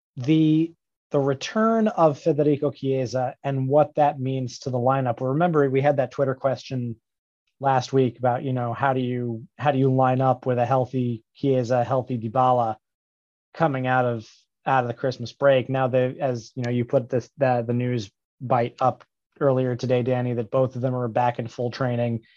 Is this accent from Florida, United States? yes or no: no; New York, United States; as a New Yorker